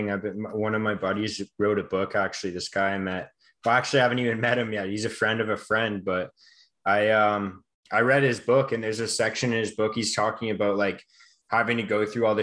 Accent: Vancouver, British Columbia, Canada; I'm just from Vancouver, like in Canada. We had the Olympics back in 2010.

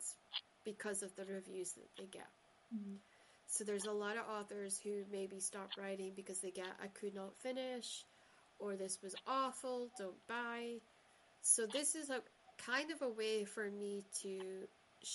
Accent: Shetland, Scotland, United Kingdom; I grew up in Shetland where everybody said, hey, how are you doing

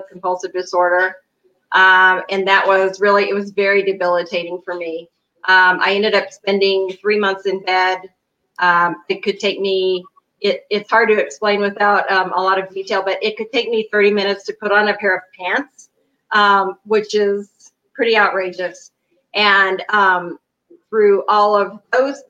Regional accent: Kansas City, Missouri, United States; moved away as an adult; now in Denver, United States; I'm originally from Kansas City, Missouri, but I have been in the Denver, Colorado area for 8 years.

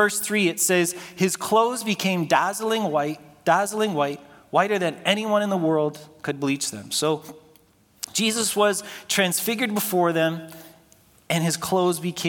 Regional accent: Toronto, Ontario, Canada; When I was growing up in Scarborough

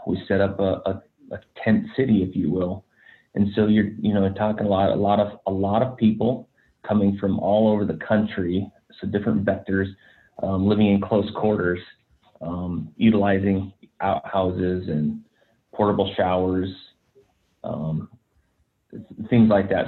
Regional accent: Black Hills, South Dakota, United States; I grew up in the Black Hills uh, National Forest in South Dakota

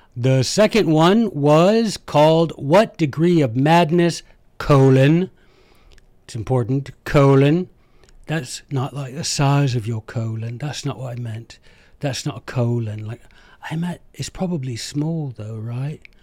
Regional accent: United States; I am an American

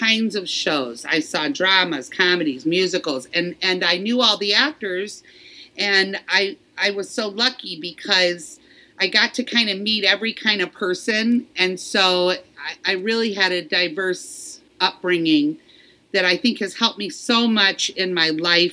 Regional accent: Detroit, Michigan, United States; growing up in Detroit

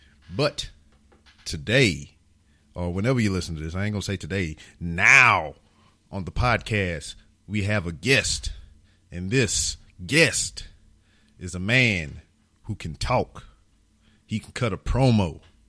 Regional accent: United States; born there; I am an American. I was born in America. And more than likely, I'm going to die in America.

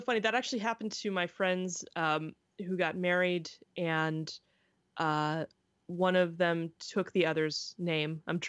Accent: the South, United States; now in Pacific Northwest, United States; I grew up in the South

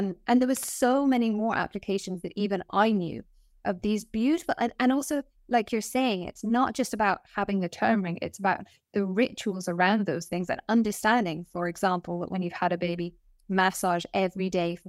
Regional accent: Nepal; We grew up in Nepal for part of my life. And then we also went to India a few times.

